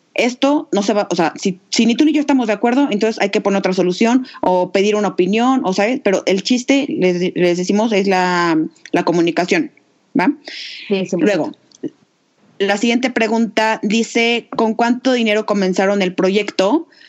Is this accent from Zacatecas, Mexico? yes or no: no; Aguascalientes, Mexico; las dos somos de Aguascalientes